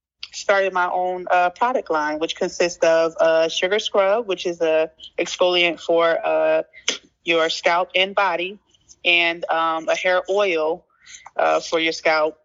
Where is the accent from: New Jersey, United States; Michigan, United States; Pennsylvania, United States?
New Jersey, United States; Plainfield; I was born and raised in Plainfield, New Jersey.